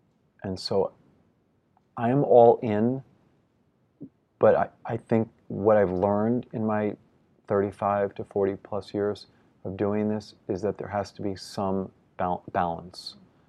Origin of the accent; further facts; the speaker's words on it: New York, United States; But as a New Yorker, I've yet to see him compete and finish what is the most important to him.